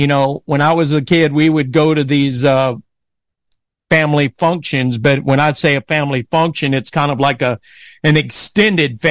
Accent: South Louisiana, United States; I grew up in South Louisiana

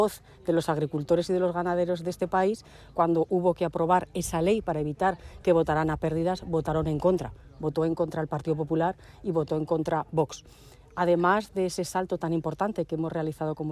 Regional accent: La Almunia de Doña Godina, Aragon, Spain; born or raised there

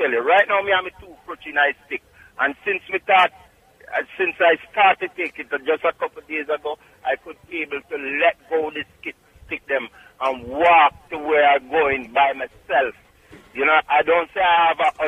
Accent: Clarks Town, Trelawny, Jamaica; also born or lived in Bronx, New York; now in New York, United States; Clarkstown, Jamaica, Trelawney

